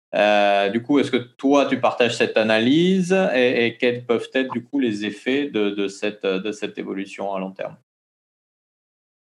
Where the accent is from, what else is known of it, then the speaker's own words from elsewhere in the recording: French Polynesia; chez nous à Tahiti